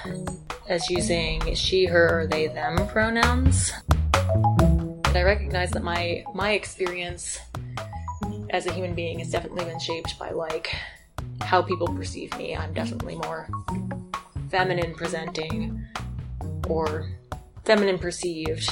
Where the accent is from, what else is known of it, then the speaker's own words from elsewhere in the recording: Western Massachusetts, United States; moved away as an adult; also born or lived in Wyoming; now in Moab, United States; I grew up in Western Massachusetts